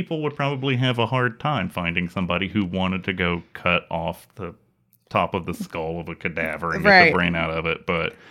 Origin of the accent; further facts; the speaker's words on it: Alabama, United States; moved away as an adult; also born or lived in Tuscaloosa, Alabama; now in Kansas City, United States; I am from Alabama, a place which gets no snow, and I have moved to Kansas City